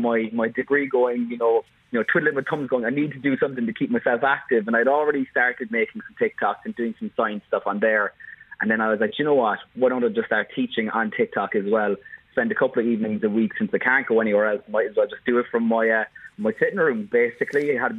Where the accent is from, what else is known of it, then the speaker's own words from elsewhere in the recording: Bandon, Munster, Ireland; also born or lived in London; So I'm from Bandon down here in West Cork.